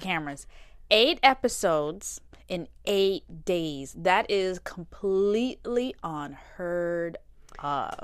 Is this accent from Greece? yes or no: no; Jamaica; moved away; also born or lived in Florida; I'm from Jamaica